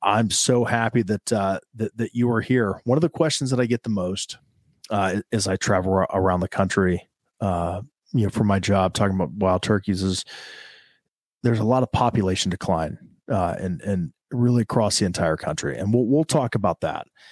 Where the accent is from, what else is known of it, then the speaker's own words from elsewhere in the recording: central Ohio, United States; I'm a guy from Ohio, born and raised here in central Ohio